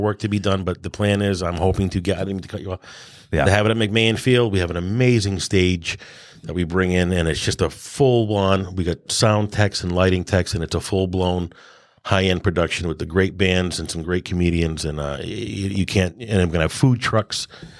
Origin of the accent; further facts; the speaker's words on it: Southbridge, Massachusetts, United States; This is my town. This is where I was born and raised